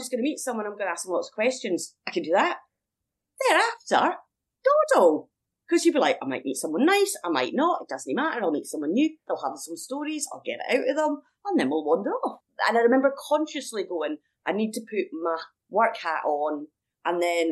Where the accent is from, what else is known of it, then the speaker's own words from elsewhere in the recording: Edinburgh, Scotland, United Kingdom; moved away as an adult; back in my hometown